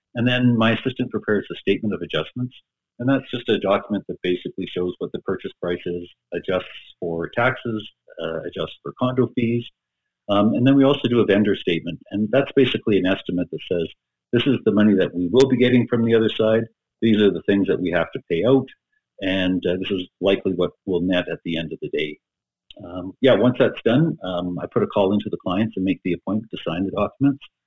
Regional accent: Edmonton, Alberta, Canada; was born and raised in Edmonton and basically been here all my life

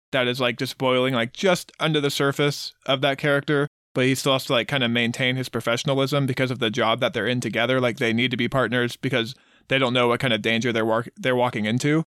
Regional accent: Texas, United States; all three of us, born and raised, we're Texans. We grew up in Texas

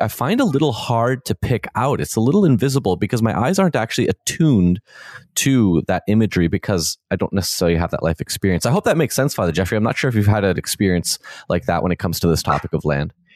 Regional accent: Canada; the way that I grew up in in Canada in the 21st century

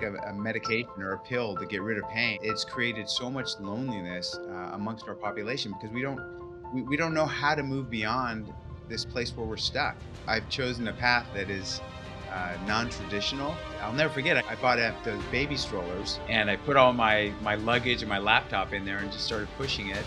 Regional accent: California, United States; I grew up in California

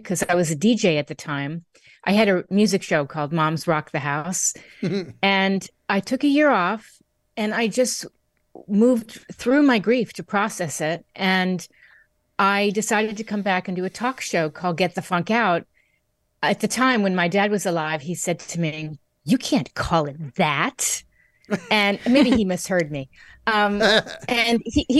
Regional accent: Connecticut, United States; moved away; also born or lived in New York City; I was born in Connecticut, grew up in Connecticut, New York City

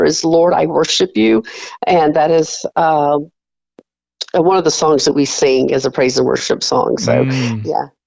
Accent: South Carolina, United States; moved away as an adult; also born or lived in Mansfield, Louisiana / Cleveland, Tennessee; now in Finley, Oklahoma, United States; we felt God calling us to South Carolina, my hometown

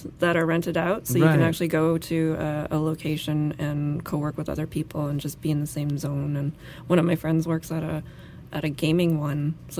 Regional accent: Canada; And also, I'm from Canada.

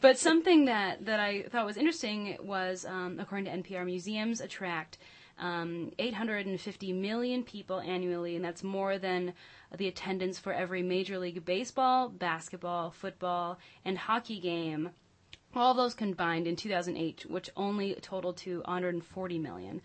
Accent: Lansing, Michigan, United States; I grew up in the Lansing area

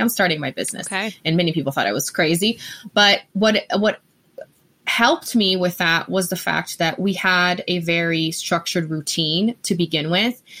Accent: Brazil; English is a second language; moved away as an adult; also born or lived in Denver, Colorado; now in Colorado, United States; I am originally from Brazil, born and raised.

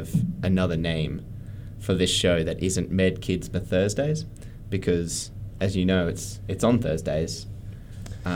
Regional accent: Brisbane, Queensland, Australia; now in Armidale, Australia; I'm from Brisbane

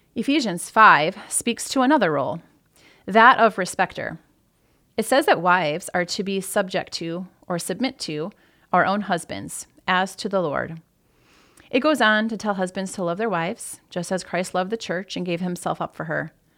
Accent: Michigan, United States; moved away as an adult; also born or lived in Maryland / Toledo, Ohio; I grew up in Michigan, so moving to Ohio

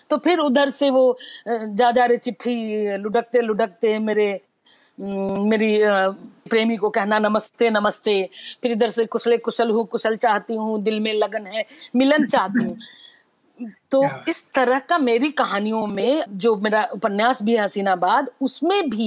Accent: Vaishali district, Bihar, India; moved away as an adult; तो greater greater Mithilanchal है जिसमें एक छोटा सा है वैशाली मैं वैशाली जिले से

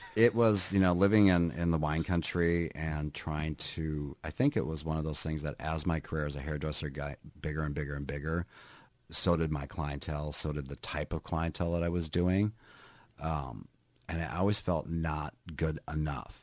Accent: Minnesota, United States; moved away as an adult; also born or lived in California; now in Northfield, United States; I grew up in Minnesota

